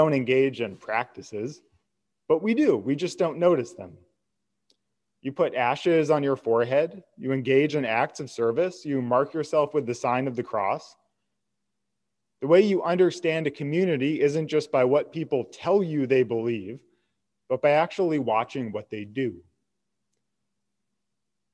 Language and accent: English; United States; I'm an American